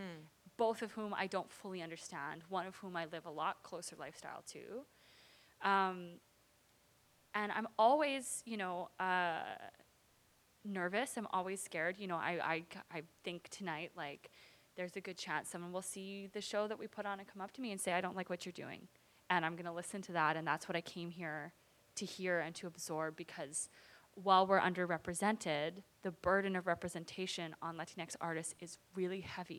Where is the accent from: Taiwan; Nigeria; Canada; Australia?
Canada; Vancouver, British Columbia; also born or lived in Los Angeles, California, United States; I grew up in East Vancouver